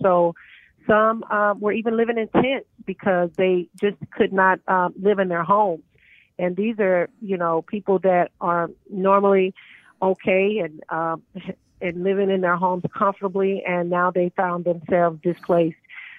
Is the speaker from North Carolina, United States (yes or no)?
no; Hammond, Louisiana, United States; moved away; I am originally from Hammond, Louisiana, and we visit the city often